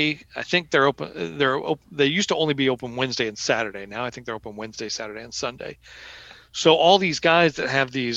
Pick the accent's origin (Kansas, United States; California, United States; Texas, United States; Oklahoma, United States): Oklahoma, United States; I grew up in Oklahoma